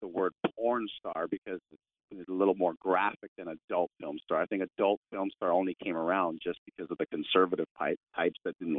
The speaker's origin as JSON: {"language": "English", "town": "Toronto", "region": "Ontario", "country": "Canada", "tie": "born or raised there", "also_born_or_lived": "California", "moved": "as an adult", "said": "I was born and raised in Toronto, Canada"}